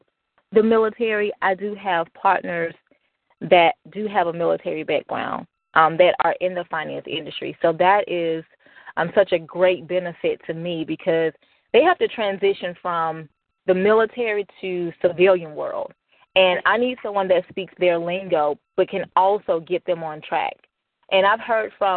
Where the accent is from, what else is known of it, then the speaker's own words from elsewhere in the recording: Birmingham, Alabama, United States; moved away; I'm originally from Birmingham, Alabama